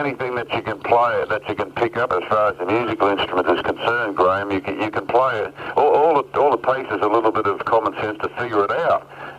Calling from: New South Wales, Australia; I'm calling from my farm up on the border of the Tweed Gold Coast.

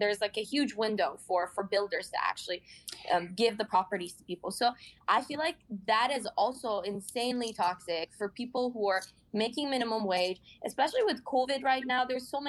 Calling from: Toronto, Ontario, Canada

